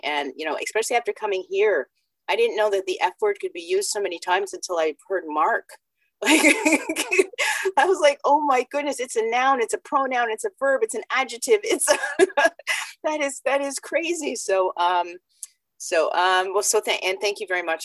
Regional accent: Canada; also born or lived in Jamaica; I was born in Jamaica, came to Canada when I was five

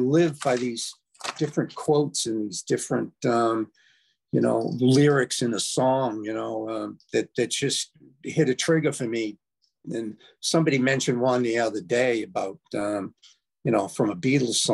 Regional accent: United States; I'm an American. I live in the United States, really not by choice

